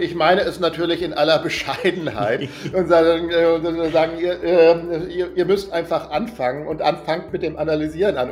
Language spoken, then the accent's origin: German; Germany; als Deutscher